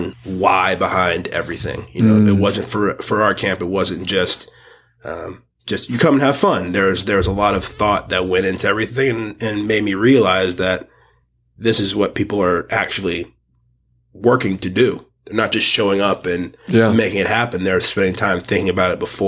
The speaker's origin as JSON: {"language": "English", "town": "New York City", "region": "New York", "country": "United States", "tie": "born or raised there", "also_born_or_lived": "Southwest Georgia, United States", "said": "I had a kind of a split upbringing between Southwest Georgia, and then I really feel like I grew up in Brooklyn."}